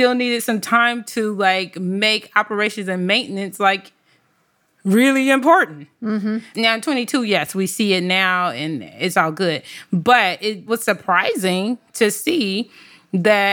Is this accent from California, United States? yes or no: yes; Compton, California, United States; I grew up in Compton, California.